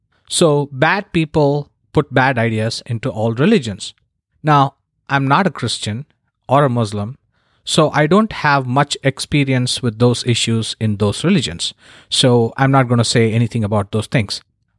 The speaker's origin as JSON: {"language": "English", "town": "Chennai", "region": "Tamil Nadu", "country": "India", "tie": "born or raised there", "moved": "as an adult", "lives_now": "San Diego, United States", "said": "all currently live in San Diego, California, and we have been here since 2010. I was born and raised in Chennai, or Madras, as it was known when I was still living there."}